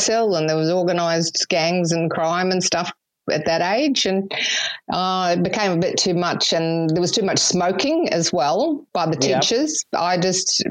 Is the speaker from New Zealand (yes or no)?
yes; New Zealand; moved away as an adult; also born or lived in Sydney, Australia; now in Australia; I'm actually a Kiwi